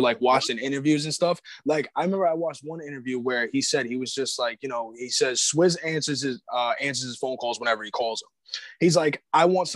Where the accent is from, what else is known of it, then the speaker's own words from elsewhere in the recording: Long Island, New York, United States; also born or lived in Florida; I'm not a country boy. I'm a Long Island, New York kid.